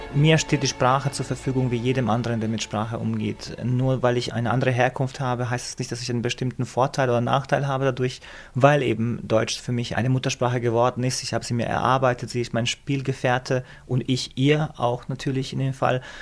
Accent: Višegrad, Republika Srpska, Bosnia & Herzegovina; moved away; also born or lived in Heidelberg, Germany; Wir haben es gerade geschafft, vor den Massakern in, in Visegrad, in meiner Heimatstadt, zu fliehen und waren in Heidelberg

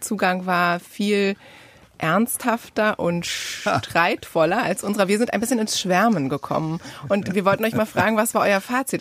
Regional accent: Bad Bodenteich, Lower Saxony, Germany; moved away; in dem Freibad meiner Kindheit in Bad Bodenteich

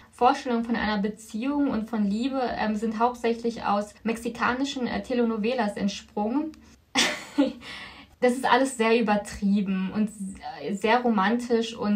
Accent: Philippines; moved away; ich komme von den Philippinen, also bin ich aus dem asiatischen Kulturkreis. Und ja. wie bist du sozialisiert, religiös? Ich bin auf dem Papier katholisch, römisch-katholisch, aber ich bin nicht gläubisch

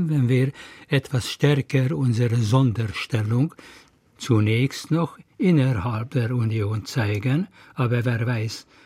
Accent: Hungary; now in Berlin, Germany; Ich, ich, und ich bin Ungar.

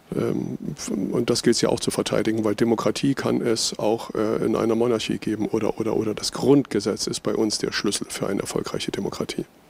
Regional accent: eastern Germany, Germany; Wir haben euch aber eine Wende voraus

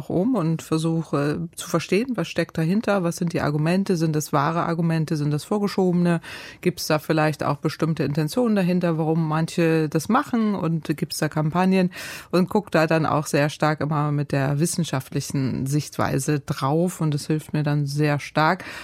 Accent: Northern Germany, Germany; Ich bin ja Norddeutsche

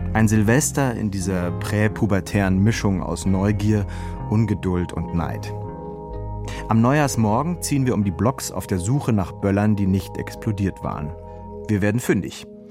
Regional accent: Halle, Saxony-Anhalt, Germany; auf dem Marktplatz meiner Heimatstadt

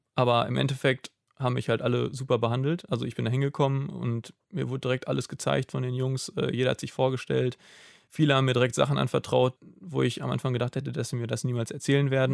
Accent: Germany; als Deutscher

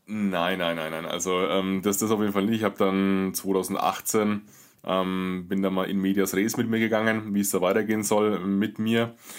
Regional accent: Würzburg, Bavaria, Germany; Ich komme aus Würzburg o-, oder aus der Würzburger Gegend

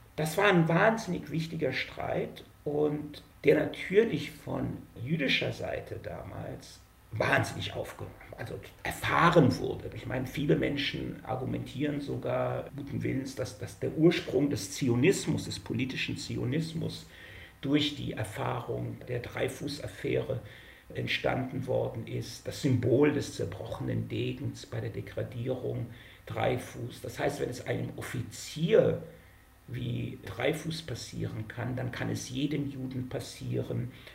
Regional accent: Mannheim, Baden-Württemberg, Germany; moved away as an adult; also born or lived in United States; now in Tel Aviv, Israel; Ich bin geboren in Mannheim

